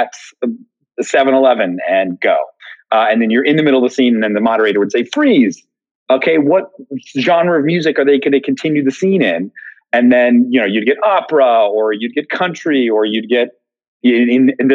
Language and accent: English; outside of Philadelphia, Pennsylvania, United States; I grew up outside of Philly